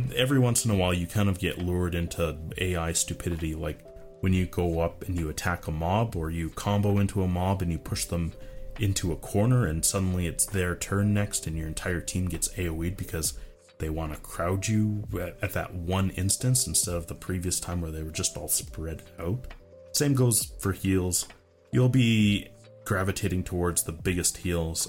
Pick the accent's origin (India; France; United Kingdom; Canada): Canada; as a Canadian